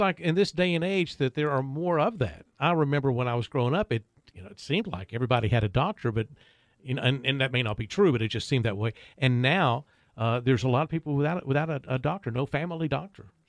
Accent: Kettering, Ohio, United States; moved away; I grew up in Kettering

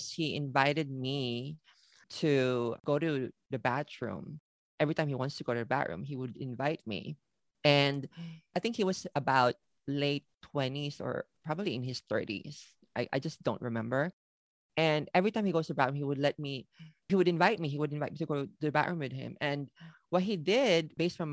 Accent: Philippines; moved away as an adult; also born or lived in Manila, Philippines; now in Tokyo, Japan; I was born and raised in the Philippines

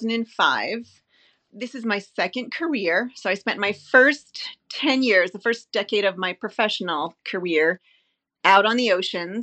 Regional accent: Long Island, New York, United States; moved away; also born or lived in New Hampshire; We grew up on Long Island and then moved to New Hampshire.

